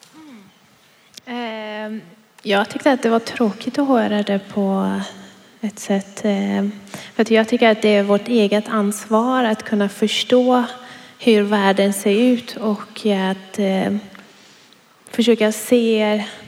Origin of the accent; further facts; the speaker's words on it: Iran; now in Sweden; jag kommer från Iran